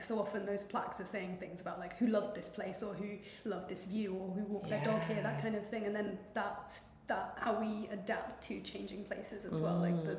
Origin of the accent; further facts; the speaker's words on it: Heswall, North West England, United Kingdom; accent: posh Scouse; I grew up in Heswall, like on the North Wales side, the Flash bit, posh Scouse.